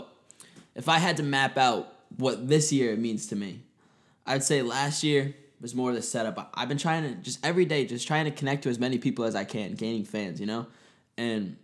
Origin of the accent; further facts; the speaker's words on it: Swansea, Massachusetts, United States; we're shouting out people in my hometown right now. Yeah. Because there's so many talented people from Swansea, Massachusetts